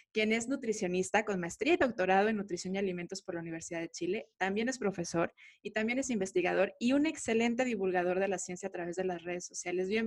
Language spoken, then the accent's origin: Spanish; Guadalajara, Jalisco, Mexico; De, Guadalajara, Jalisco